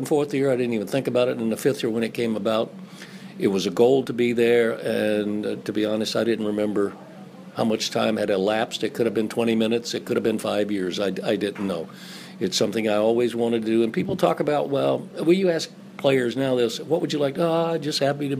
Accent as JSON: {"language": "English", "region": "the South", "country": "United States", "said": "I'm from the South"}